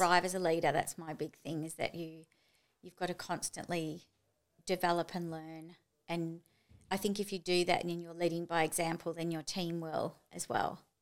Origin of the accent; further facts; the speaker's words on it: Melbourne, Victoria, Australia; also born or lived in Japan / Chile / Tokyo; now in Gold Coast, Australia; I'm from Melbourne